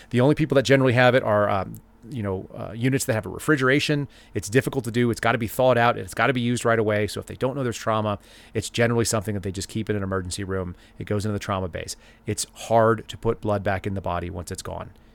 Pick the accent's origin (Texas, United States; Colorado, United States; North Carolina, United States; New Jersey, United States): Texas, United States; Dallas; when I was a kid, I grew up in Dallas